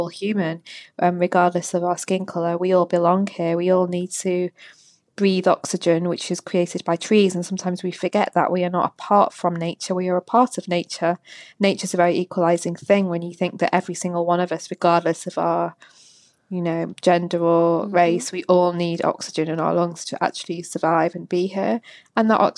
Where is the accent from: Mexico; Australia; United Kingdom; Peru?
United Kingdom; Manchester, North West England; I'm from the north. I was born and bred in Manchester